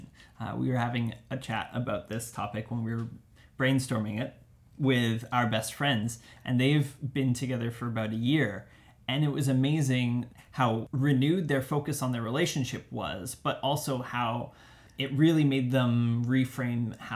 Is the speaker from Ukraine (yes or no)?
no; Delta, British Columbia, Canada; I grew up in Delta in Tawasin